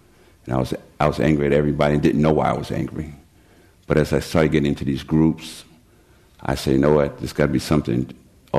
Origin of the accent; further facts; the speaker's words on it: New York, United States; I was born and raised in New York to a very dysfunctional family